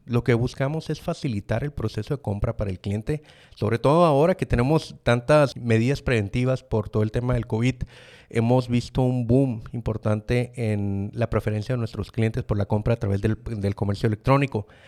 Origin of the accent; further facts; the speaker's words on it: Mexicali, Baja California, Mexico; orgullosamente cachanilla, soy de Mexicali, Baja California